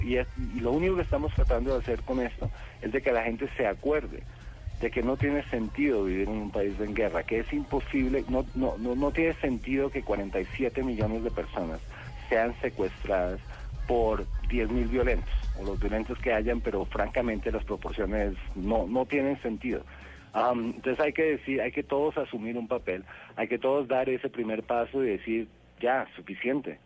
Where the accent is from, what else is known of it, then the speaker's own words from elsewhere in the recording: Colombia; como, colombianos